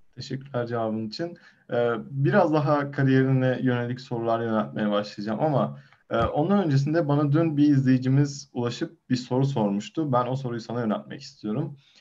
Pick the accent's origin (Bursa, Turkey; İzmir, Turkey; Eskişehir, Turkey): Eskişehir, Turkey; bir Eskişehirli olarak